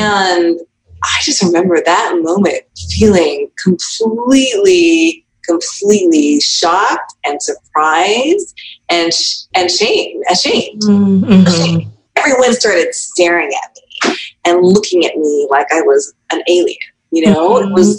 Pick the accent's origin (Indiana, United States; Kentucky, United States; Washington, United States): Washington, United States; Spokane; born there; So I was born in Washington State, actually, on the eastern side of Washington in a little town called Spokane.